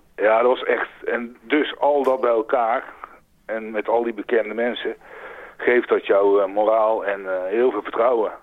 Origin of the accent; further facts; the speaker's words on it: North Brabant, Netherlands; moved away as an adult; also born or lived in Utrecht; now in France; geboren in Utrecht en getogen in Brabant